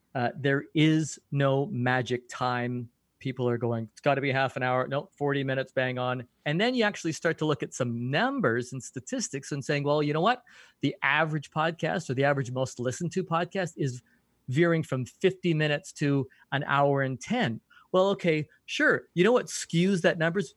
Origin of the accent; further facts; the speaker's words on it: Canada; as a Canadian, I curl a lot.